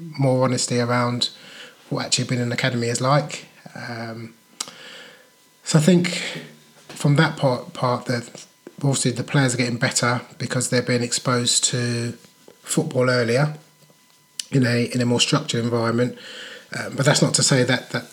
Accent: London, United Kingdom; I grew up in London

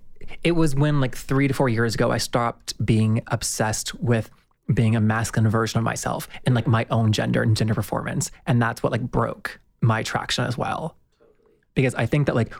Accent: the South, United States; now in Los Angeles, United States; I'm from the South, and like growing up there

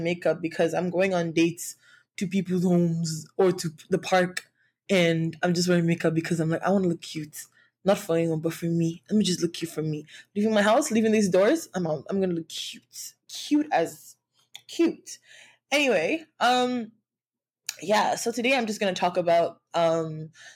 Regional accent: Nigeria; being like a Nigerian girl woman who grew up in a world where trauma, like not trauma but abuse, was like okay or accepted

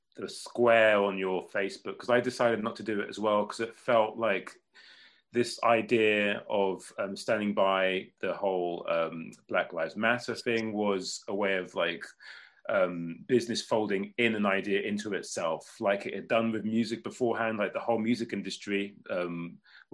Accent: England, United Kingdom; I'm English

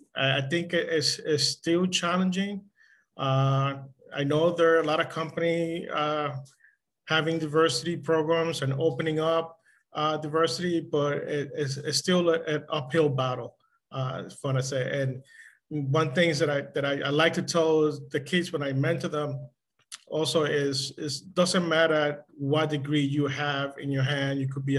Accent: New York City, New York, United States; I am also from the Bronx, Dominican family, but I am from the Bronx, you know, graduated from Kennedy High School

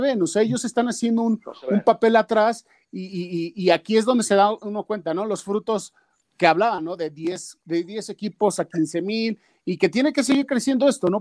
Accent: Mexico; nosotros desgraciadamente en México

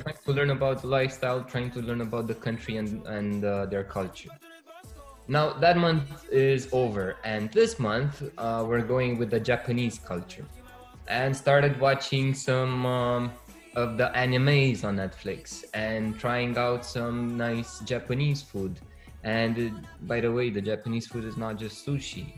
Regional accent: Romania; born or raised there; moved away

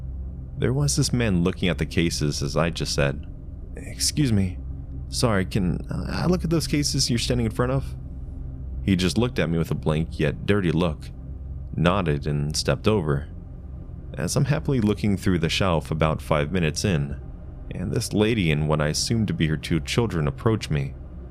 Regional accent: Ohio, United States; Mind you, I'm originally from Ohio, and we have family here, but I don't know any of my family that lives in Tennessee.

